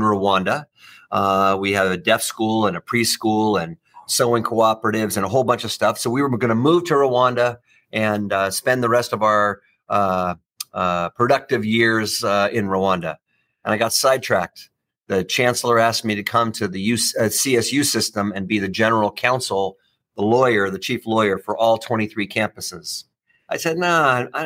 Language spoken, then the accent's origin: English; San Pedro, California, United States; also born or lived in London / at sea; I grew up in San Pedro, California, right up the freeway from here.